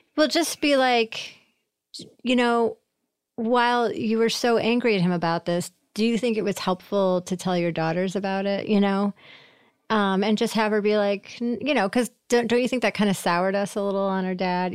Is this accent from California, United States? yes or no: no; Syracuse, New York, United States; moved away as an adult; also born or lived in Boston / Portland, Oregon; I'm from Syracuse, so, uh, New York